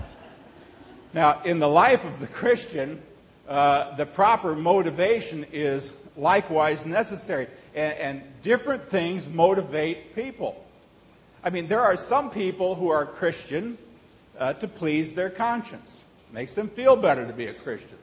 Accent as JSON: {"language": "English", "region": "Nebraska", "country": "United States", "tie": "born or raised there", "also_born_or_lived": "Hong Kong / Texas", "moved": "yes", "said": "Growing up in Nebraska"}